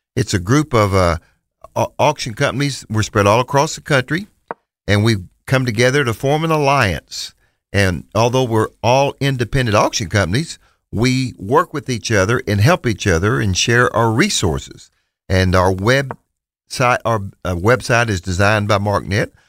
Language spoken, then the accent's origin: English; Bootheel of Missouri, United States; moved away; We're originally from Missouri. Terry and I are from the boot heel of Missouri